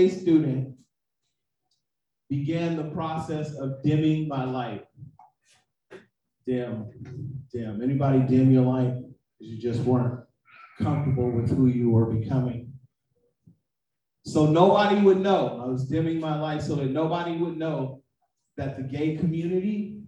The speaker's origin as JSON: {"language": "English", "town": "Oakland", "region": "California", "country": "United States", "tie": "born or raised there", "also_born_or_lived": "San Francisco", "said": "I'm from Oakland. I'm from the town. That's what we call it. We call it the town. If you're in the Bay Area, San Francisco is the city. I'm from both. I was born in the city, then I moved to the town"}